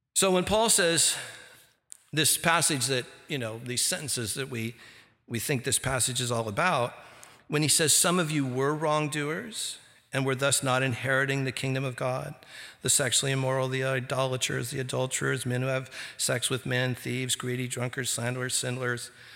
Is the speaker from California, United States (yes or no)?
yes; Santa Ana, California, United States; I grew up here, I grew up in Santa Ana, California